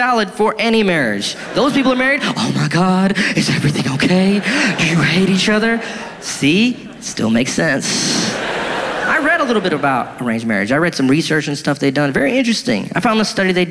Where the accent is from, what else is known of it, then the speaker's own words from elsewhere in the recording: United States; I was born and raised in America